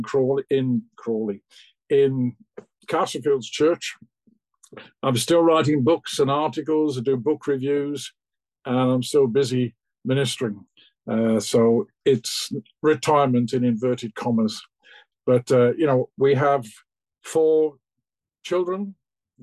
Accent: London, United Kingdom; also born or lived in Aberystwyth, Wales / Crawley / Philadelphia, United States; I was born in London, immediately after the Second World War.

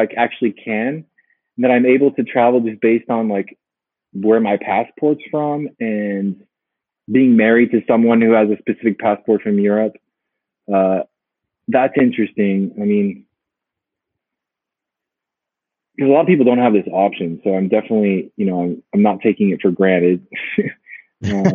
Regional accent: United States; also born or lived in Peru; now in Berlin, Germany; I'm American

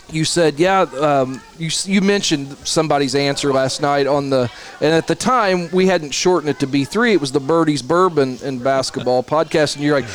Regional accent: Bridgeport, Illinois, United States; moved away as an adult; also born or lived in Evansville, Indiana / Batesville, Indiana; now in Indiana, United States; I grew up in Bridgeport, Illinois. I'm a Red Hill Saluki through and through, so I didn't grow up in this area. Was lucky enough to meet and marry a beautiful woman that went to Bar Reeve. So we end up back here. I've lived in Evansville, Batesville.

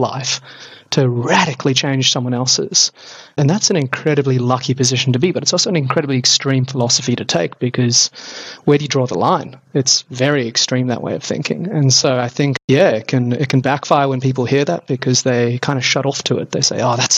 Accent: Sydney, New South Wales, Australia; where I was born in Sydney

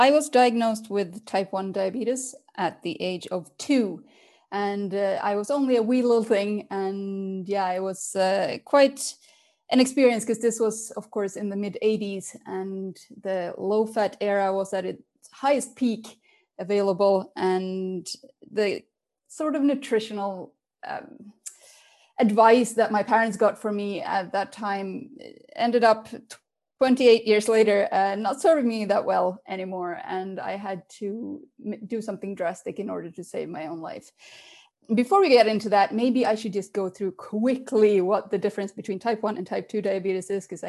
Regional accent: Finland; English is a second language; also born or lived in Sweden / London / Berlin; now in Switzerland; I was born in Sweden. I am half Swedish, half Finnish. So then after a while, we moved to Finland. And then I moved to Switzerland when my father got a job here.

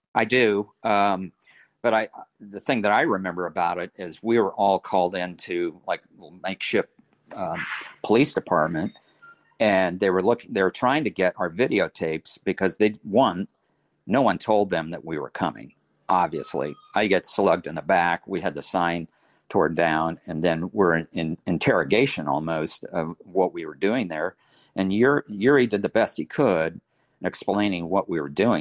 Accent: Kansas, United States; I'm from Kansas and I'm in a foreign country

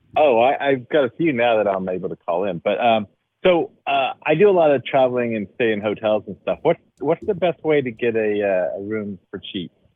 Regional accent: Dallas, Texas, United States; moved away as an adult; now in Philadelphia, United States; I grew up in Texas. I grew up in Dallas.

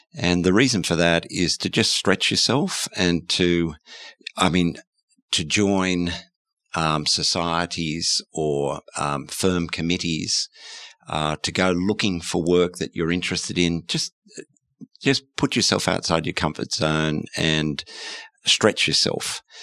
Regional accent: Australia; as an Australian

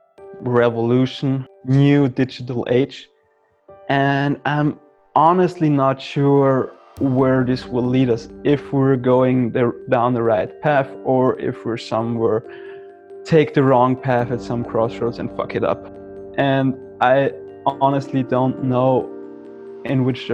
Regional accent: Austria; I'm from Austria

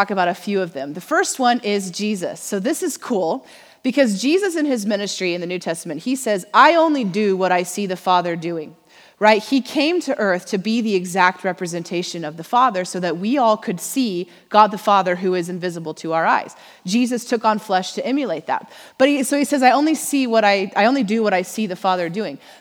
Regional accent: Missouri, United States; now in Oklahoma, United States; we're from Missouri

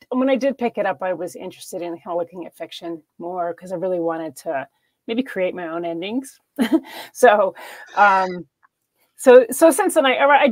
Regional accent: New York, United States; I'm originally from New York.

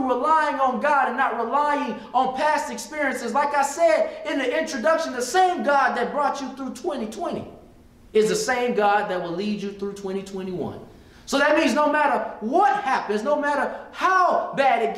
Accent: Stone Mountain, Georgia, United States; I just came from a little black school, and I came from a little black high school

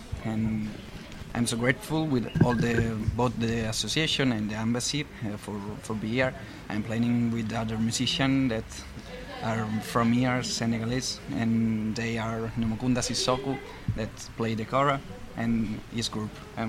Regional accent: Italy; I'm from Italy, and I'm here in Dakar to play with other musicians.

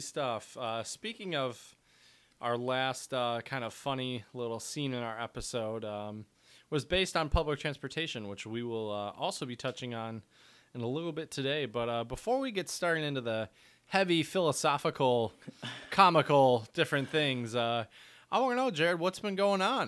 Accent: United States; we Americans

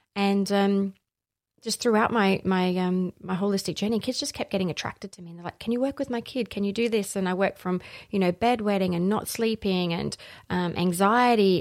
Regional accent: Allendale North, South Australia, Australia; also born or lived in northern suburbs, Adelaide / Gawler; I grew up in the Barossa, so just, uh, just past Kapunda in a little town called Allendale North.

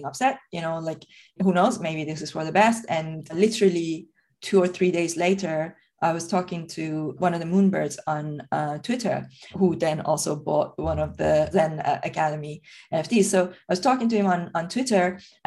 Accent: Iran; moved away; I'm originally from Iran.

